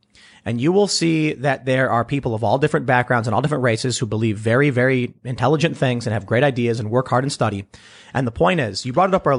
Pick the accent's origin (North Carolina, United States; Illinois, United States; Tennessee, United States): Illinois, United States; Chicago; Growing up on the South Side of Chicago, we have there's a word you've probably heard. Hustling.